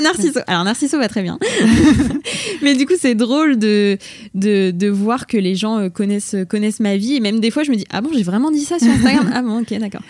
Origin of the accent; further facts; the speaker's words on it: Bourges, Centre-Val de Loire, France; moved away as an adult; also born or lived in Tours / Paris; Je suis originaire de Bourges